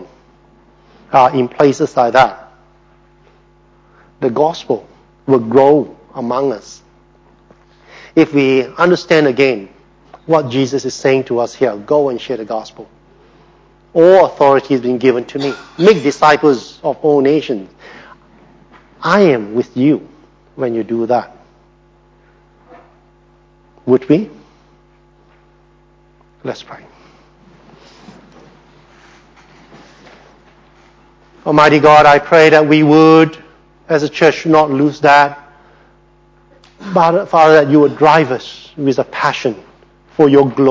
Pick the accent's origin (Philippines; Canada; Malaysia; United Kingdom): Malaysia; moved away; I grew up in Malaysia, in Malaysia and Singapore